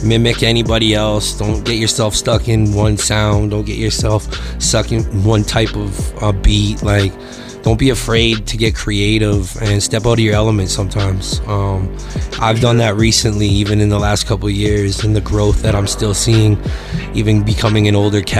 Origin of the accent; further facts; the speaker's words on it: Victoria, British Columbia, Canada; moved away as an adult; now in Calgary, Canada; I'm originally from Victoria, BC. And I moved out here 7 years ago